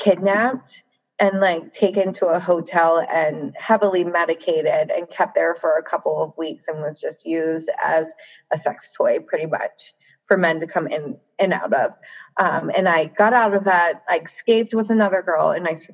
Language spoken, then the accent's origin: English; Baltimore, Maryland, United States; moved away as an adult; I'm from Baltimore. I'm like 5 hours away from that now. And I never went back home